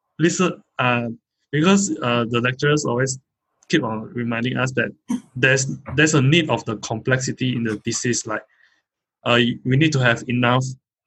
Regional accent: Kuching, Sarawak, Malaysia; I'm from Kuching.

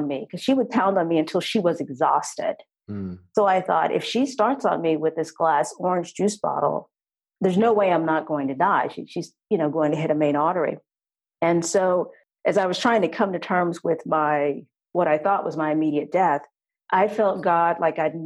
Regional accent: Texas, United States; I'm originally from Texas.

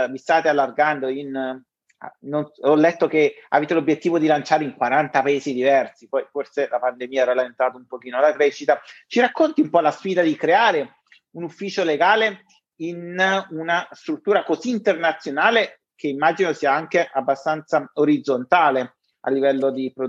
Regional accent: Naples, Campania, Italy; io sono napoletano, Elena è di Genova

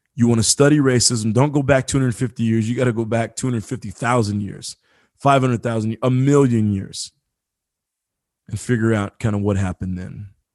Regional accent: Marion, Indiana, United States; I grew up in, in Marion, Indiana, very small town.

